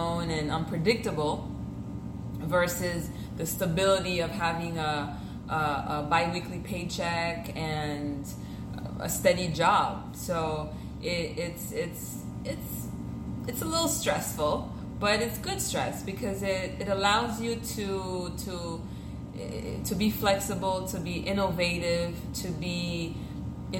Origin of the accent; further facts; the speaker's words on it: Miami, Florida, United States; first language French; English is a second language; also born or lived in Haiti; I pretty much grew up here in Miami, Kendall to be exact.